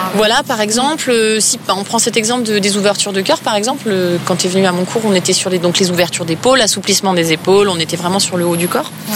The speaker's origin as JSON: {"language": "French", "town": "Épinal", "region": "Grand Est", "country": "France", "also_born_or_lived": "Nancy", "moved": "as an adult", "lives_now": "Paris, France", "said": "je viens de pas tout à fait de Nancy, mais d'Épinal"}